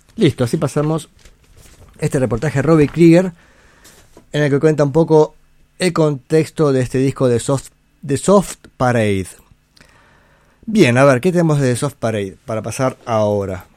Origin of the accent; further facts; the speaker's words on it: Buenos Aires, Argentina; Yo nací en Balvanera, si no me equivoco. O sea, sí sé dónde nací, pero creo que el centro gallego que queda en la calle Belgrano, en Buenos Aires, está en el barrio Balvanera